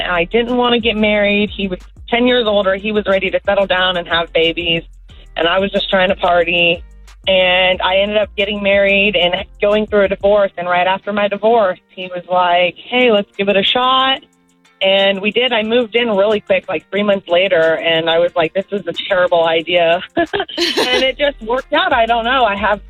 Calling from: Orlando, Florida, United States; I'm actually calling from Orlando.

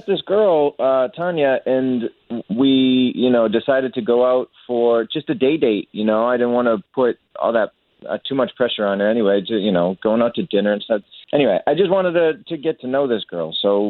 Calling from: Waterford Lakes, Florida, United States; I'm calling you from Waterford Lake.

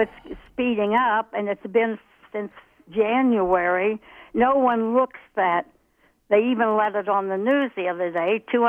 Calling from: Fairborn, Ohio, United States

